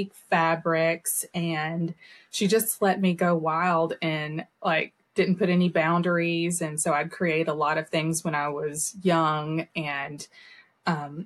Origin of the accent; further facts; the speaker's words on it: Lebanon, Tennessee, United States; I grew up in Lebanon, Tennessee, and I'm just here in Middle Tennessee now. So I am a purebred Tennessee.